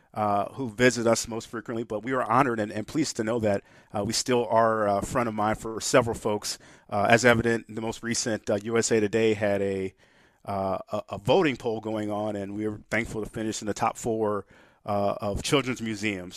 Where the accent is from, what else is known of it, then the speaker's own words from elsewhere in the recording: St. Louis, Missouri, United States; also born or lived in Springfield, Missouri; native Saint Louisan, Uh, growing up, born and raised in Saint Louis, my only time not living in Saint Louis was the, uh, the time away at college.